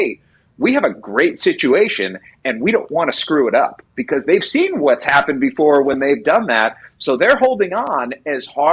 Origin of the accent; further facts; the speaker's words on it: Kansas City, Missouri, United States; I'm from Kansas City